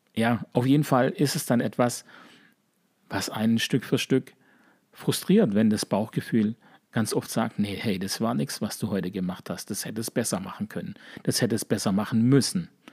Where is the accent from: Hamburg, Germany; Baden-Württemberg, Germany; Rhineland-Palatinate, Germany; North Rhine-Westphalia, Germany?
Baden-Württemberg, Germany; Sigmaringen; accent: leichter Dialekt (Baden-Württemberg); Sigmaringen, wo ich herkomme